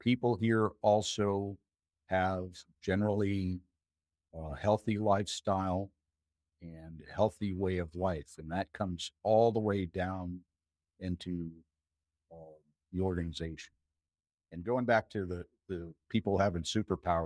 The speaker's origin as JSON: {"language": "English", "region": "Maine", "country": "United States", "tie": "born or raised there", "also_born_or_lived": "Minnesota", "moved": "yes", "lives_now": "Alaska, United States", "said": "after growing up in Maine and being in Minnesota"}